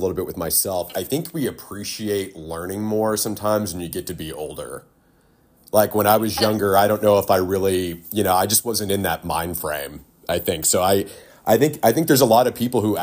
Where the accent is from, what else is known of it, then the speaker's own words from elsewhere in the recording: Austin, Texas, United States; I'm from Austin, born and raised actually, and I'm 39